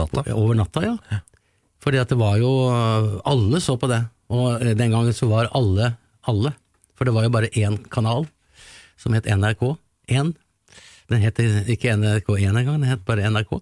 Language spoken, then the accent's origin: Norwegian; Larvik, Vestfold, Norway; liten gutt fra Larvik